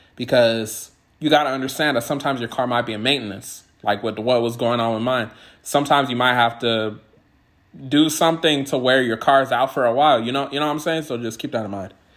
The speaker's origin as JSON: {"language": "English", "region": "California", "country": "United States", "also_born_or_lived": "Washington State", "moved": "yes", "lives_now": "Washington, United States", "said": "I'm originally from California"}